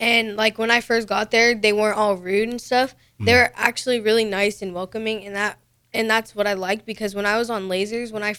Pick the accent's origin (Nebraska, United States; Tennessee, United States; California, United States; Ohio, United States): Nebraska, United States; Lincoln; I was born in Lincoln. I go to Goodrich Middle School, and I went to Belmont.